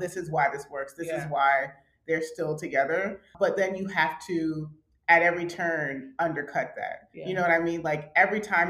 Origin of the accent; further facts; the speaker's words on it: Atlanta, Georgia, United States; we're from Atlanta